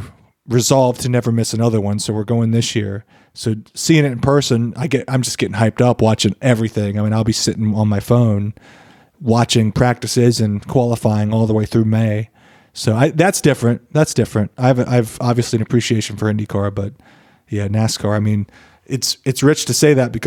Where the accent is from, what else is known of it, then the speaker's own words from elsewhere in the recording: Western North Carolina, United States; Bradley and I grew up on it in Western North Carolina